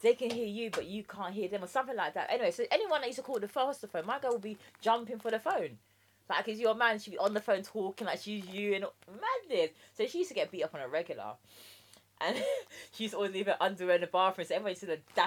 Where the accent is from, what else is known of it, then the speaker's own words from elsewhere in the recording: London, United Kingdom; accent: common Englisher; also born or lived in Jamaica; I was born in Jamaica, believe it or not, although I sound like a common Englisher, but I was born in Jamaica and I grew up with my dad here